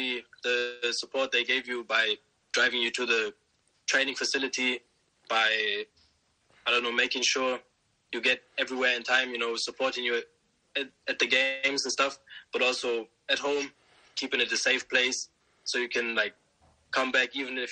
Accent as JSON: {"language": "English", "town": "Osnabrück", "region": "Lower Saxony", "country": "Germany", "tie": "born or raised there", "lives_now": "Bremen, Germany", "said": "I was born and raised there. My dad came from Nigeria to Germany. I grew up in Osnabrück. I stayed there till I was, I think, 20 years old. Then I moved to Bremen."}